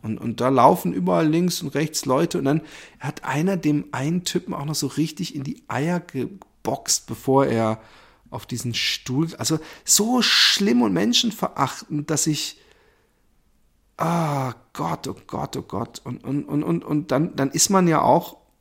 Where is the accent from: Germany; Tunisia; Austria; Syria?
Germany; wir selbst als Deutsche